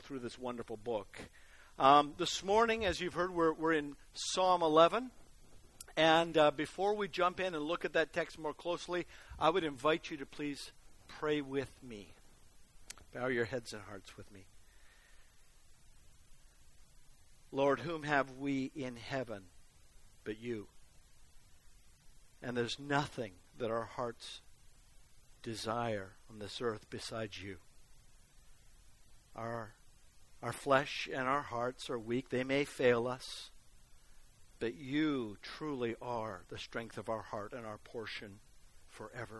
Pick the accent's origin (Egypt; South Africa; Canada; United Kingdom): Canada; Vancouver, British Columbia; when I was growing up in Vancouver